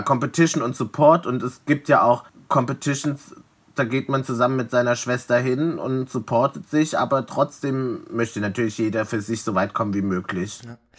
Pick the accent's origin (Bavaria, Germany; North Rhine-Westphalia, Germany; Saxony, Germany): Saxony, Germany; Leipzig; moved away as an adult; now in Berlin, Germany; ich komme aus Leipzig